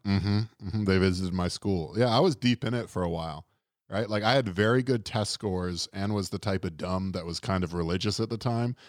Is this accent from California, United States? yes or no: no; Florida, United States; we're from Florida